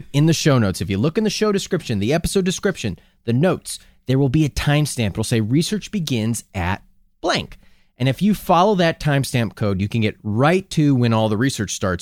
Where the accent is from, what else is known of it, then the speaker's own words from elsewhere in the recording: Minnesota, United States; I'm from Minnesota